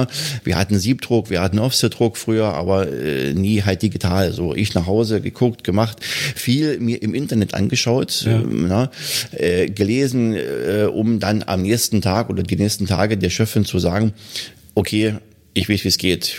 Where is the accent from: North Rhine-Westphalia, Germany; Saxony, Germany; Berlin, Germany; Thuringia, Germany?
Saxony, Germany; Bautzen; also born or lived in Hannover; now in Wittichenau, Germany; Ich komme ja eigentlich aus Bautzen